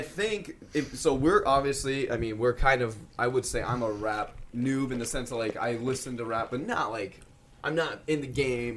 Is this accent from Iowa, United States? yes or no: yes; Des Moines, Iowa, United States; we're from Des Moines, Iowa